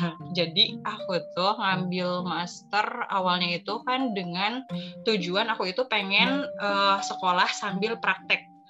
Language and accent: Indonesian; Sukabumi, West Java, Indonesia; also born or lived in Jakarta; Aku tuh lahirnya di Jakarta, tapi tiba-tiba kenapa harus tinggal di Sukabumi gitu.